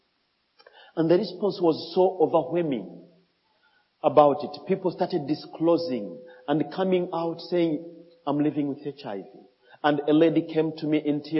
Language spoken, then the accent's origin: English; DR Congo; English is a second language; now in Malawi; I grew up in Congo where we just speak French